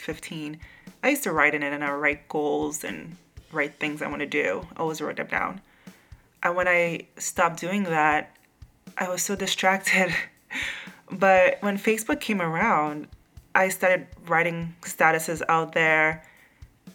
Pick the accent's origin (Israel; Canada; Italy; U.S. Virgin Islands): U.S. Virgin Islands; now in New York, United States; I grew up in St. Croix